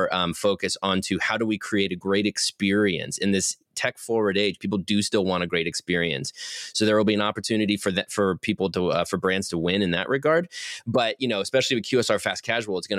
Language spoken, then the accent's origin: English; Athens, Ohio, United States; moved away as an adult; also born or lived in Chicago, Illinois; now in North Carolina, United States; my hometown of Athens, Ohio, which is this lovely little utopia in Southeast Ohio